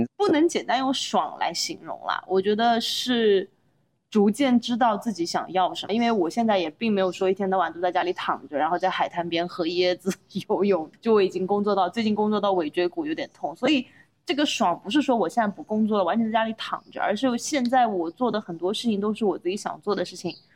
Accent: Anhui, China; moved away; 我是一个安徽人，你知道吧？就是安徽人是你在一岁到十八岁之前，你的人生目标就只有一个考上好大学

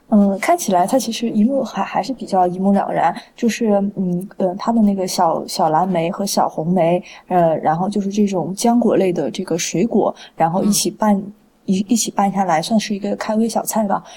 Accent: Guizhou, China; 我是来自，呃，来自那个贵州嘛，所以我们，我们家那个地方少数民族比较多

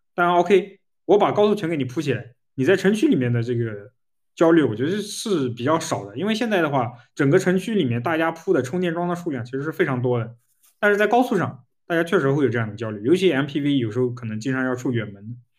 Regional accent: Jiangsu, China; moved away; 我在那个江苏老家，我们乡下

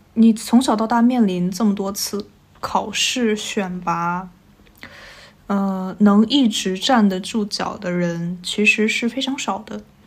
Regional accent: Hengshui, Hebei, China; 我小的时候是在一个衡水市的一个封闭学校学习的，我没有办法接触到外界的世界

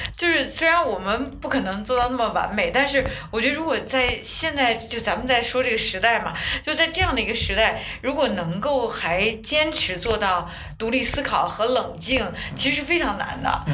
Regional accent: China; 我们是中国人嘛

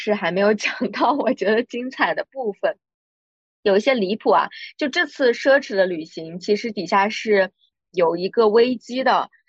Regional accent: Quzhou, Zhejiang, China; 我老家是衢州的

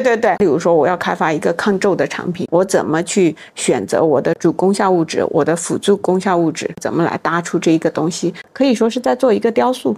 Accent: Yunnan, China; 我是来自云南的，嗯。从小被高原晒得很黑很黑，嗯。大理平均海拔都是两三千米

